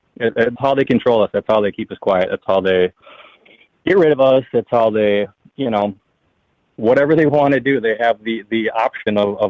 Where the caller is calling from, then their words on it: Wisconsin, United States; calling from Wisconsin.